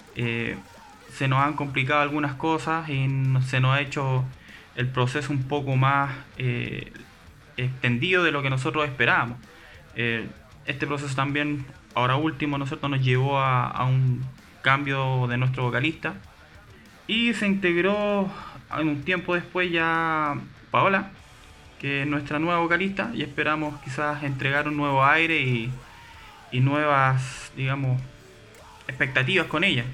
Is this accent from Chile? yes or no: yes; Chile; fuera de nuestro país, fuera de Chile